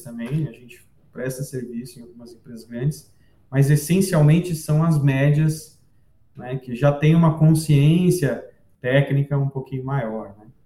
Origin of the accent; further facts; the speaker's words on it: Santos, São Paulo, Brazil; moved away as an adult; also born or lived in Rio Claro; eu nasci em Santos e morei em Santos até eu, eu ir para a faculdade de geologia.